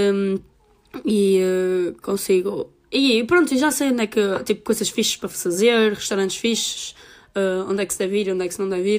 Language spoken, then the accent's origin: Portuguese; the North, Norte, Portugal; eu sou mesmo do Norte